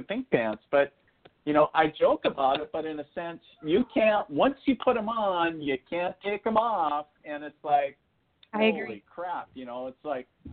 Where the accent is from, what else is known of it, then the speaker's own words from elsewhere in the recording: northern Minnesota, United States; also born or lived in eastern North Dakota; now in North Dakota, United States; I'm originally from northern Minnesota up on the Canadian border. That's where I was born and raised